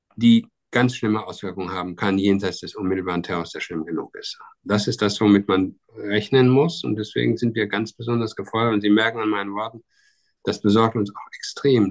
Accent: Germany

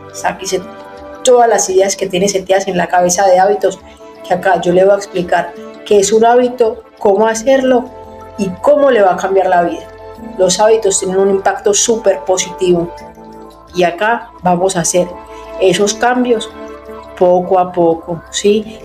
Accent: Paisa, Antioquia, Colombia; moved away as an adult; now in Buenos Aires, Argentina; Soy una paisa que vive en Buenos Aires hace 10, 11 años

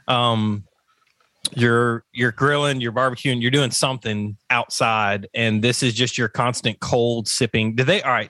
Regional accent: the South, United States; I'm from the South.

